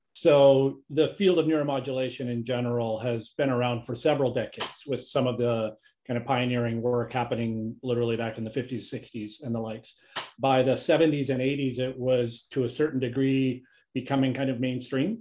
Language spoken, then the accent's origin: English; Canada; moved away as an adult; also born or lived in Kingston, Canada / Calgary, Canada; now in United States; I'm Canadian. I've been living in the U S since for about twenty-plus years